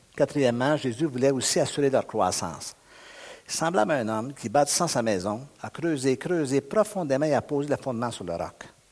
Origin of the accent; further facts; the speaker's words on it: Montreal region, Quebec, Canada; je suis du Québec, je suis de la région de Montréal